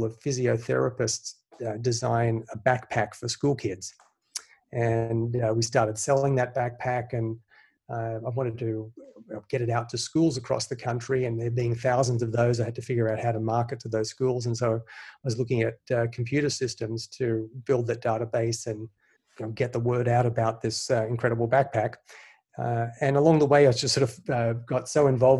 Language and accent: English; Sydney, New South Wales, Australia; now in United States; I grew up in Sydney, Australia. I moved here in the mid-90s.